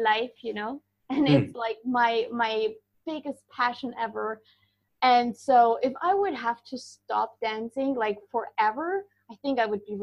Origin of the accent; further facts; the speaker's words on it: Germany; moved away; Originally, I am from Germany